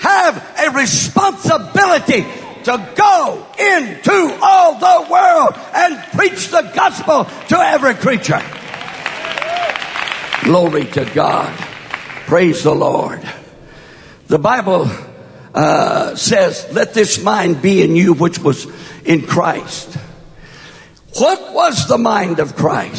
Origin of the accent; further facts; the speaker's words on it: West Texas, United States; moved away; also born or lived in California; born and raised in my formative years in West Texas, not East Texas